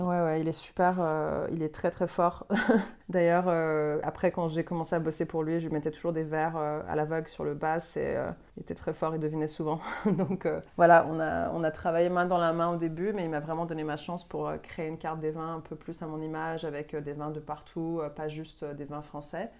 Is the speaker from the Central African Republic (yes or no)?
no; Montreal, Quebec, Canada; moved away as an adult; also born or lived in Paris / Marseille; now in France; je suis donc euh, québécoise à la base, euh, née à Montréal. J'ai grandi là-bas